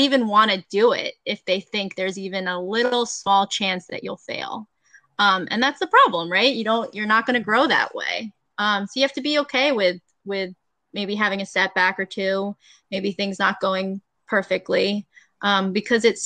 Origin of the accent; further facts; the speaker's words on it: Delaware, United States; I grew up in Delaware